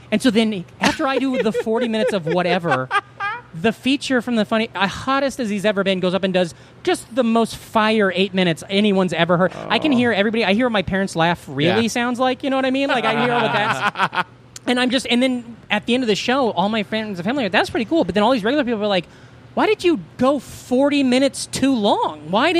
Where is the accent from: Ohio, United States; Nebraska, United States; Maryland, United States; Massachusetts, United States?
Nebraska, United States; outside Omaha; moved away as an adult; also born or lived in Des Moines, Iowa / New York; I grew up right outside of Omaha.